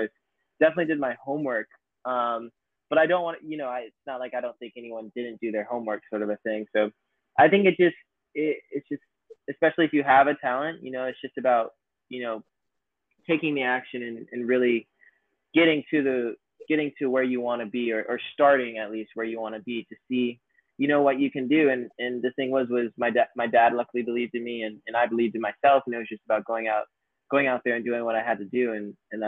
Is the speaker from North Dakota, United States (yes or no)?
no; near Atlanta, Georgia, United States; I grew up near Atlanta, Georgia, 30 minutes west of Atlanta, kind of near Smyrna and Marietta